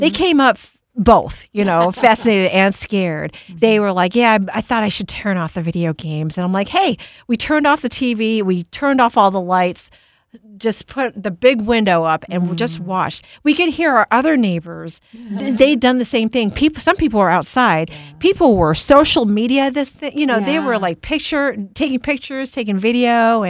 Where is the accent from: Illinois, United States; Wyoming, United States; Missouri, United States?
Missouri, United States; I'm from Missouri.